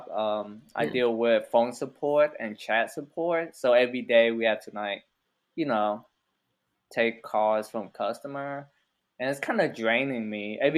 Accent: Austin, Texas, United States; also born or lived in Vietnam / San Francisco; after when I first got to America, we was we was in uh, San Francisco for a little bit, where they drop all the Asians off. Yeah. And then we kind of drove to Austin. We had some relative here.

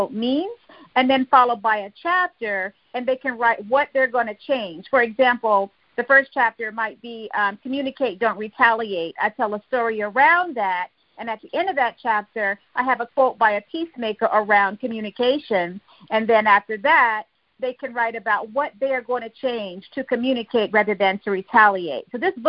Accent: Fayetteville, North Carolina, United States; I'm originally from Fayetteville, North Carolina. That's right, I'm a U.S. Army veteran and a U.S. Army brat.

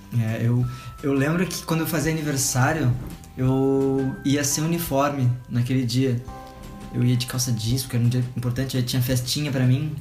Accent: Pelotas, Rio Grande do Sul, Brazil; moved away; a minha mãe, ela é de Pelotas, Rio Grande do Sul, de onde eu sou também

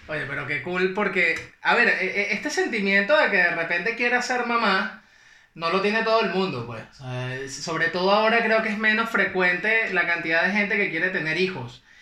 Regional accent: Tinaquillo, Cojedes, Venezuela; yo soy de Tidequillo

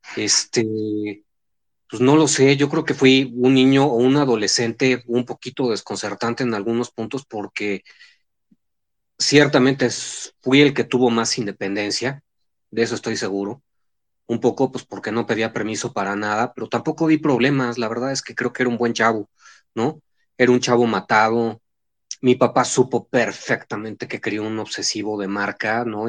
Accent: Mexico City, Mexico; de la Ciudad de México, soy chilaquil, soy chilaquil.

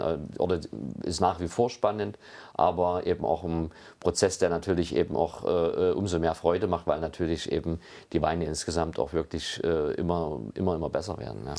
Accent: Meißen, Saxony, Germany; also born or lived in Geisenheim; ich komme ja gebürtig äh, aus Meißen äh, und bin dort eben in einer Familie aufgewachsen

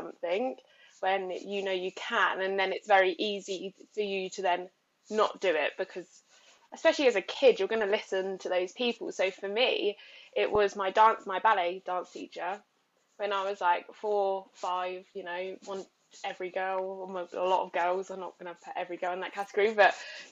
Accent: Isle of Wight, South East England, United Kingdom; I'm from the Isle of Wight in England.

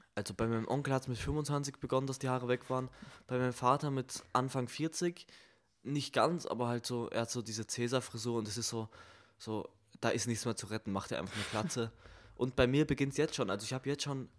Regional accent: Germany; ich als Deutscher

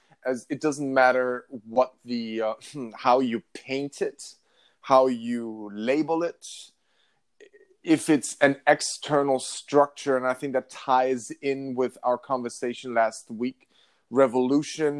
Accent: Northern Germany, Germany; moved away; I grew up in Northern Germany

